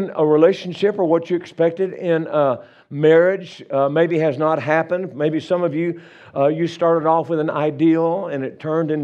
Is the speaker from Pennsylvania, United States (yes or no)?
no; Louisiana, United States; moved away as an adult; now in Colorado, United States; I'm from Louisiana originally. We've been living in Colorado for about 35, 6 years